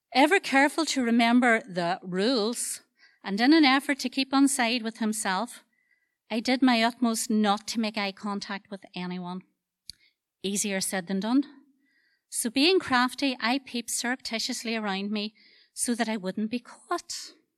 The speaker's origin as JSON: {"language": "English", "town": "Dungiven", "region": "Northern Ireland", "country": "United Kingdom", "said": "I'm a culture from Dungiven"}